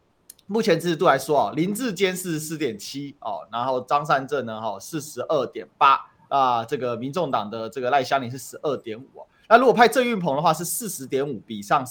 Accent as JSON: {"language": "Chinese", "region": "Kaohsiung", "country": "Taiwan", "said": "对，我作为高雄人，我就直接讲，高雄怎么欠债欠到三千多亿的账面欠两千多亿"}